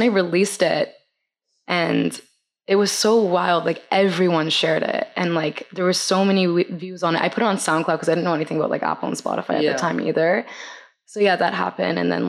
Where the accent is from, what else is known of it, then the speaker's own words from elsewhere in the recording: Vancouver, British Columbia, Canada; moved away as an adult; now in Toronto, Canada; I was born and raised in Vancouver